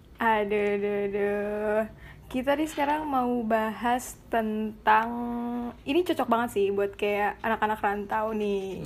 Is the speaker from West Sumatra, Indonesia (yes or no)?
no; Jakarta, Indonesia; moved away as an adult; now in Jambi, Indonesia; aku aku kan ini dari Jakarta